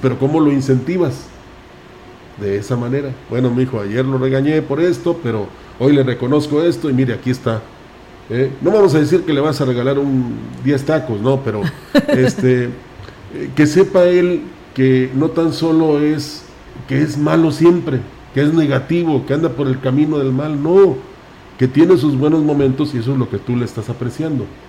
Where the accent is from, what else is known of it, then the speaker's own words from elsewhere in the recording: Mexico; somos mexicanos